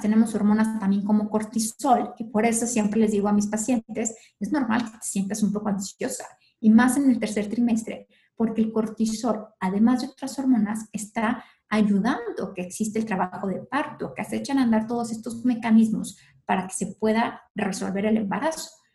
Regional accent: León, Guanajuato, Mexico; moved away as an adult; now in Mexico City, Mexico; yo soy originaria de León, Guanajuato y allí estudié en la universidad

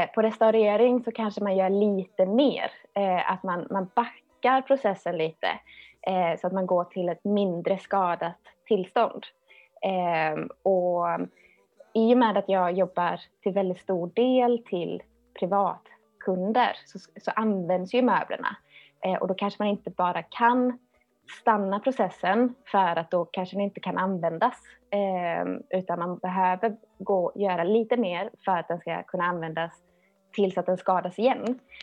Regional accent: Töllsjö, Västra Götaland, Sweden; jag är uppvuxen i Töllsjö, det ligger mellan Alingsås och Borås.

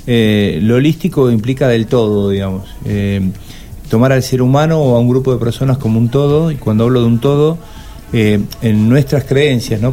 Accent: Argentina; Los argentinos somos

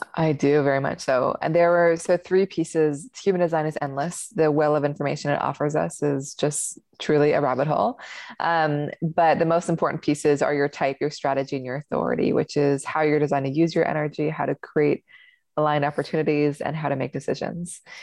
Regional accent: Seattle, Washington, United States; I grew up in Seattle

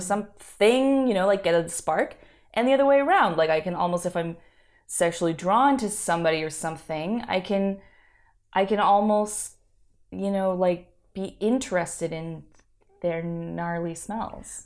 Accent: Canada; now in Montreal, Canada; I grew up on the West Coast

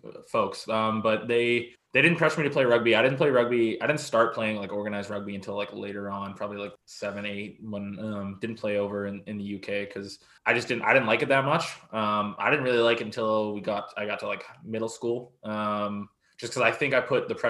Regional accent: Abbotsford, British Columbia, Canada; moved away as an adult; now in Victoria, Canada; Abbotsford, gang capital of Canada

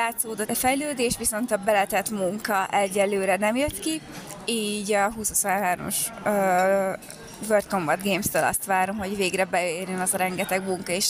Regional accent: Hungary; én teljesen, és a családom is magyar vagyok.

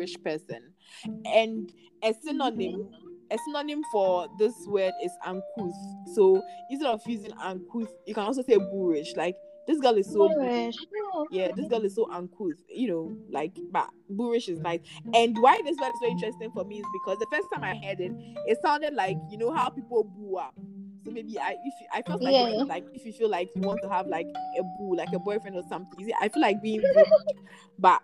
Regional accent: Nigeria; accent: Nigerian; My Nigerian accent

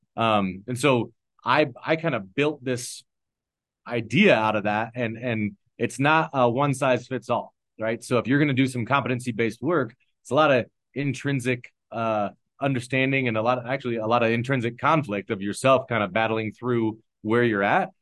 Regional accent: Omaha, Nebraska, United States; moved away as an adult; also born or lived in East Palo Alto, California; now in Denver, United States; I'm a six eight white guy born and raised in Omaha, Nebraska

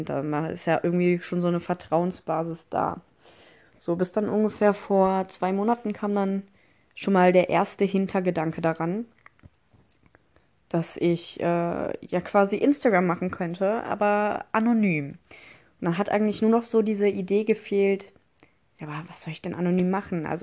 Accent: Mönchengladbach, North Rhine-Westphalia, Germany; Ich komme aus Mönchengladbach. Ich bin äh, 19 Jahre alt.

